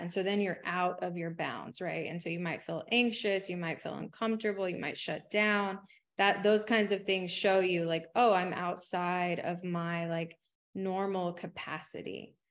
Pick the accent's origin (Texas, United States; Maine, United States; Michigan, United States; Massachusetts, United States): Texas, United States; San Antonio; I grew up in poverty in San Antonio